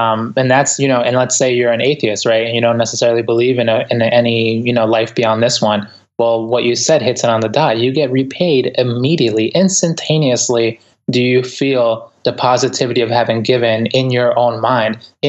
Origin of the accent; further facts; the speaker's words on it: Ecuador; English is a second language; now in United States; I'm an immigrant. Like, I came from Ecuador. English is my second language. And, you know, the way I grew up in the inner city.